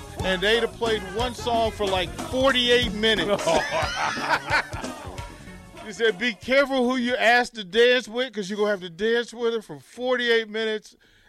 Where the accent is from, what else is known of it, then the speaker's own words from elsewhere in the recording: Arlington, Virginia, United States; so I'm older, but I grew up in Arlington, Virginia. So I was right there in Green Valley.